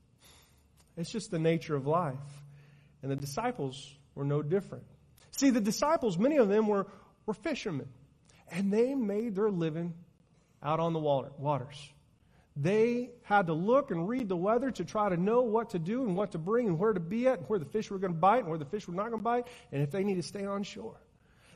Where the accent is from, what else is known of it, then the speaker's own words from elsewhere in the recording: Oklahoma, United States; As a matter of fact, I am